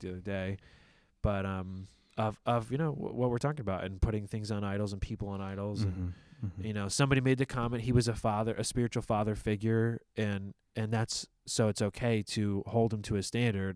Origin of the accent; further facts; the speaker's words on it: United States; an American Christian pastor